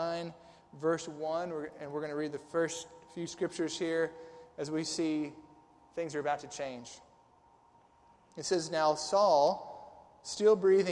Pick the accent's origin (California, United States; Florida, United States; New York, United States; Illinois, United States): Illinois, United States; Southern; now in Tennessee, United States; I'm from Southern Illinois